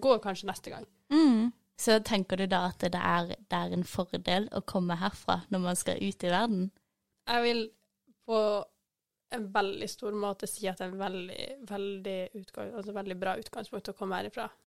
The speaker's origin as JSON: {"language": "Norwegian", "town": "Kristiansand", "region": "Agder", "country": "Norway", "said": "jeg er fra Kristiansand"}